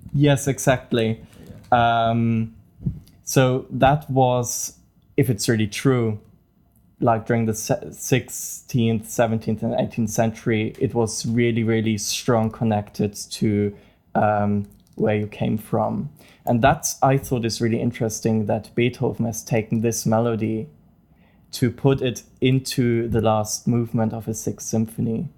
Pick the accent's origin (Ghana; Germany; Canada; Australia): Germany; Bavaria; English is a second language; moved away as an adult; also born or lived in Munich; now in Dublin, Ireland; I'm from Germany um, more specifically from Bavaria, so South Germany. And really, I grew up really near to the Austrian border, near Salzburg.